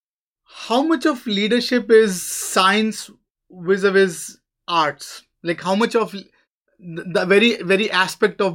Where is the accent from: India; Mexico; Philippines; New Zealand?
India; I'm from India